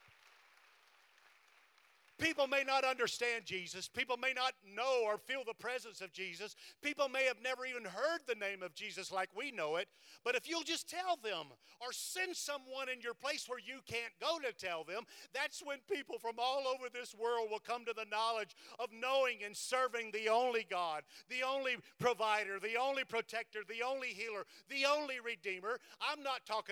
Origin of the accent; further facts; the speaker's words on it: Cleveland, Tennessee, United States; I'm from Cleveland, Tennessee